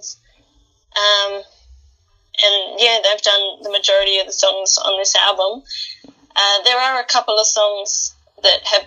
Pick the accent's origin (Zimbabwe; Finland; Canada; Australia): Australia; Adelaide, South Australia; my hometown, Adelaide.